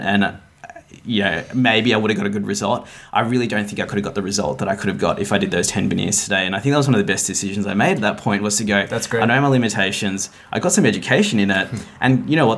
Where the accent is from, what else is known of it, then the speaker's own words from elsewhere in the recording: Melbourne, Victoria, Australia; also born or lived in Gold Coast, Queensland; I grew up in Melbourne, did all my education here.